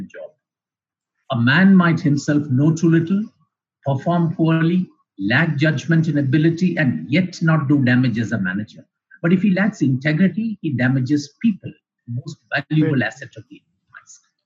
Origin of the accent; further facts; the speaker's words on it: Chennai, Tamil Nadu, India; also born or lived in Kerala; I come from a very simple middle-class family I was based in Chennai, although we hail from Kerala